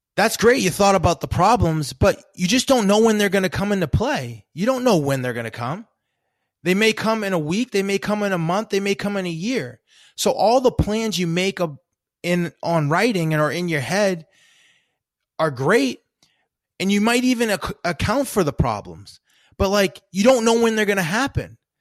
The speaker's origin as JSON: {"language": "English", "region": "Maine", "country": "United States", "tie": "born or raised there", "said": "I grew up in Maine"}